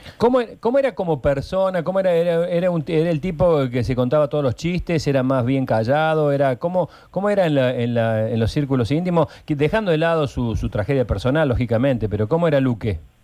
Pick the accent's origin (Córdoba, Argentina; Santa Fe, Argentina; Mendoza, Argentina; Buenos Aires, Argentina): Córdoba, Argentina; somos todos de Alta Córdoba, somos todos hinchas de instituto